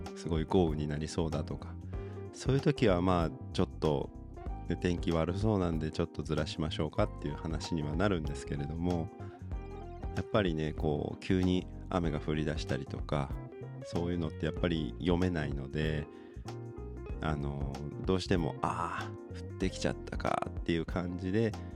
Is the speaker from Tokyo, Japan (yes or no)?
no; Aichi, Japan; moved away; 僕生まれが愛知県なんですけど